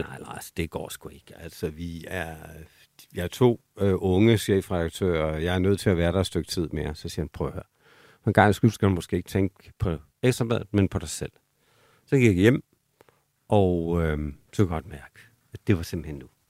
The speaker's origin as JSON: {"language": "Danish", "area": "South Jutland", "region": "Southern Denmark", "country": "Denmark", "tie": "born or raised there", "said": "min opvækst i Sønderjylland"}